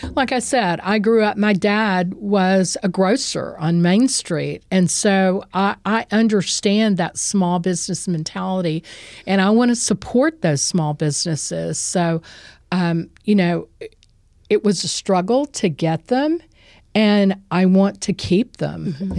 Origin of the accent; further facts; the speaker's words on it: West Columbia, Texas, United States; I was adopted and raised in West Columbia